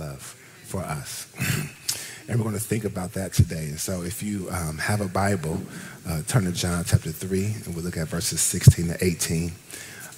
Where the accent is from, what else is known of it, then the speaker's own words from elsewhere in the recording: Ohio, United States; moved away; also born or lived in Washington, D.C.; I'm from Ohio